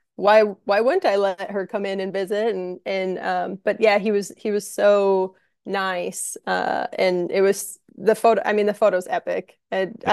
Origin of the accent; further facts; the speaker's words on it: Minnesota, United States; moved away as an adult; also born or lived in St. Louis, Missouri; now in Minneapolis, United States; I'm I'm from Minnesota